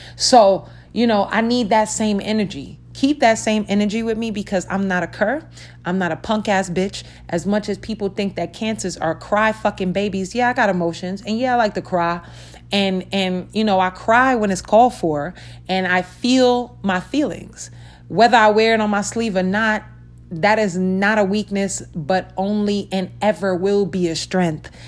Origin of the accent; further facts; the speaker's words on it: New York City, New York, United States; now in Las Vegas, United States; I'm from Brooklyn.